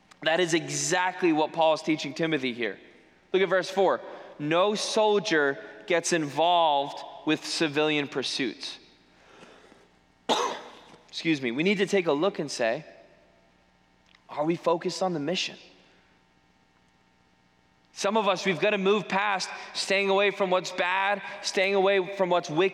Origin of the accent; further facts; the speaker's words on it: New England, United States; moved away; I'm from New England, grew up there.